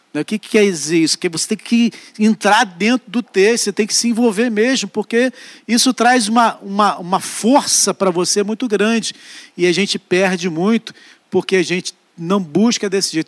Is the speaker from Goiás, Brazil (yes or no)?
no; Barbacena, Minas Gerais, Brazil; Quando eu era jovem, lá em Barbacena, é, eu comecei minha vida é, com Cristo